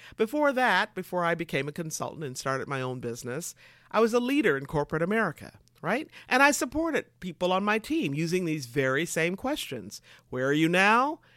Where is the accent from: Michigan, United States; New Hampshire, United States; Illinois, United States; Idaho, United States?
Michigan, United States; moved away as an adult; also born or lived in California; I moved from Michigan to California